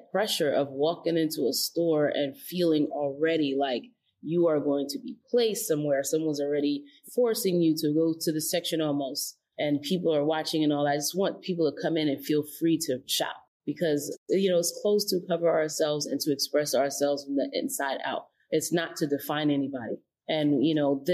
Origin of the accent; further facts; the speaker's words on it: New York City, New York, United States; I grew up in the Bronx